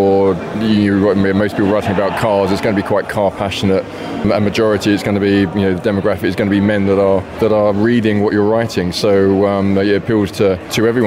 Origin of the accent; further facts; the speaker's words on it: England, United Kingdom; We're English.